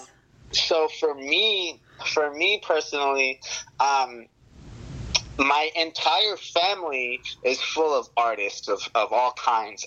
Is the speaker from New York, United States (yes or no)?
yes; New York, United States; moved away; I'm from New York originally